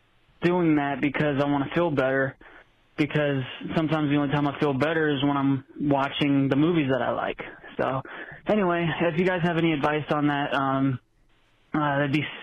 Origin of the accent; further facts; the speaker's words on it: Las Vegas, Nevada, United States; I'm 19. I'm from Las Vegas.